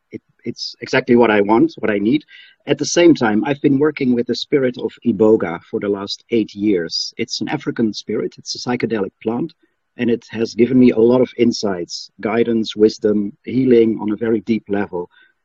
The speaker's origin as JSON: {"language": "English", "country": "Netherlands", "said": "I'm from the Netherlands."}